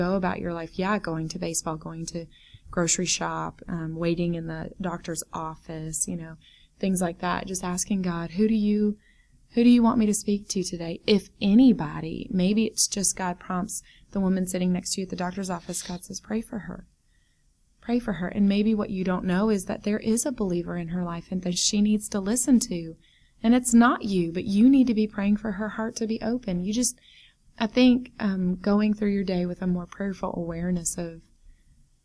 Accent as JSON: {"language": "English", "country": "United States", "moved": "yes", "said": "I was born an American"}